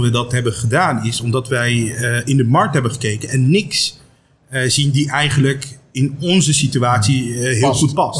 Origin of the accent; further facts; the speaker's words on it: Aruba; now in Netherlands; ik kom zelf uit Aruba